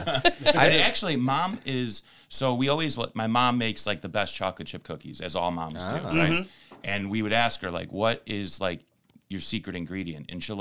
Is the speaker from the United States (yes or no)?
no; Ireland; We are Irish. We only have two modes, happy and sad.